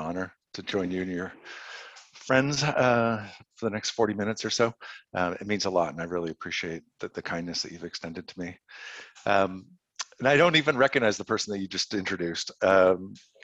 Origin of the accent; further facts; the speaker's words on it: Toronto, Ontario, Canada; accent: Canadian; moved away as an adult; now in United States; I grew up in Toronto